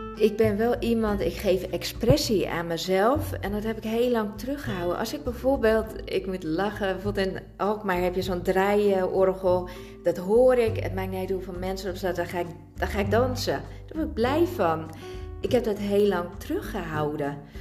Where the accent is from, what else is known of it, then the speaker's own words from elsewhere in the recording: Italy; ik zit vol temperament als Italiaanse